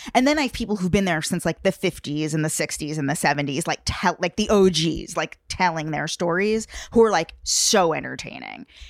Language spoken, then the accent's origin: English; Long Island, New York, United States; I'm from New York. Like, I actually grew up on Long Island